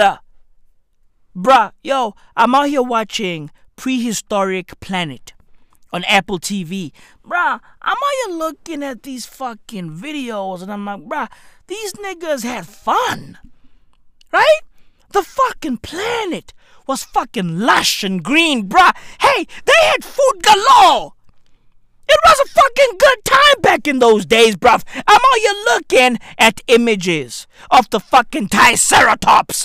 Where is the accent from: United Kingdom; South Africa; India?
South Africa; East Rand, Johannesburg, Gauteng; I'm from the East Rand of Johannesburg, South Africa.